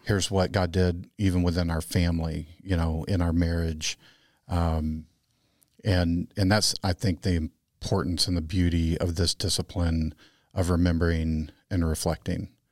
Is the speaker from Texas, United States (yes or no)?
yes; Texas, United States; moved away; I'm the Texan.